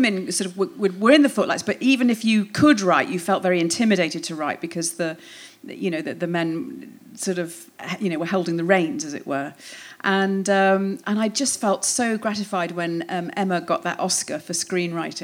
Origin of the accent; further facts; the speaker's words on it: Hoylake, North West England, United Kingdom; I grew up in Hoylake, yes, in the northwest on the Wirral